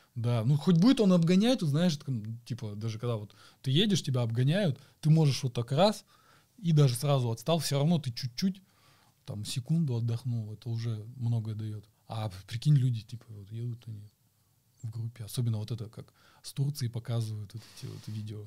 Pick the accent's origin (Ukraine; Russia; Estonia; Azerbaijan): Russia; Chelyabinsk, Chelyabinsk Oblast; я из Челябинска